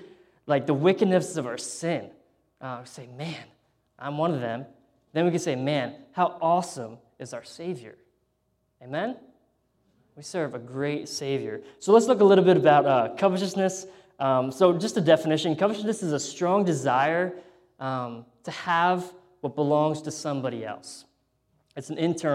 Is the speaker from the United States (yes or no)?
yes; United States; moved away; being an American there